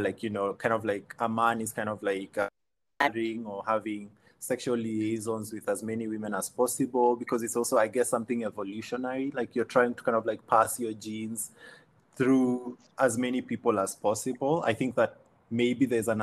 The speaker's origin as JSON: {"language": "English", "country": "Kenya"}